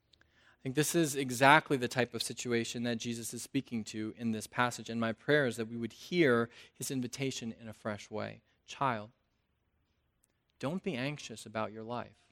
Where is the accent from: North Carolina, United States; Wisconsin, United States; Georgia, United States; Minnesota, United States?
North Carolina, United States; I'm from North Carolina